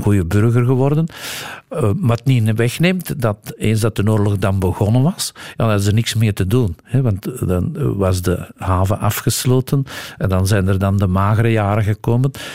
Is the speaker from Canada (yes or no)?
no; Antwerp, Flanders, Belgium; also born or lived in Hesbaye; ik ben een echte Antwerpenaar